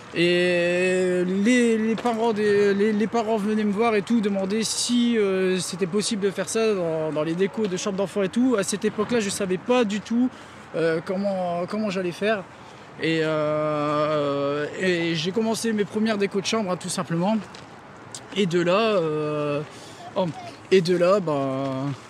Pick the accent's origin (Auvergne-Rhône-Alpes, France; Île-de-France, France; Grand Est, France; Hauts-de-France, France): Hauts-de-France, France; Denain; je viens de Denain